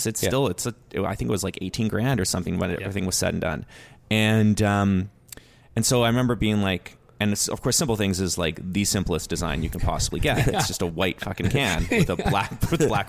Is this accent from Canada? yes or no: yes; West Coast, British Columbia, Canada; I'm from the West Coast